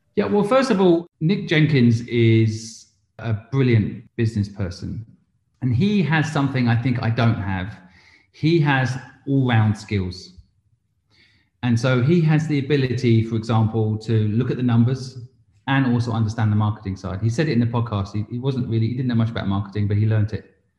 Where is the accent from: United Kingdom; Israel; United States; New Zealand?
United Kingdom; England; moved away as an adult; also born or lived in Hong Kong; now in London, United Kingdom; I'm English, but I spent 20 years in England and then I moved to Hong Kong and was 20 years in Hong Kong.